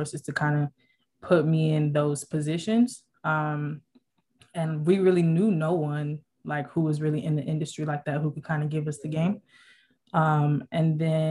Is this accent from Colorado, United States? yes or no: no; South Florida, United States; moved away as an adult; now in California, United States; I'm from Florida, born and raised by Jamaican parents. I came out here to California as a student athlete.